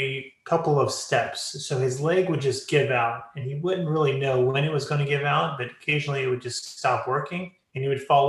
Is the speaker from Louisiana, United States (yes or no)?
yes; Lafayette, Louisiana, United States; Lafayette, Louisiana, where I'm from, which is Cajun country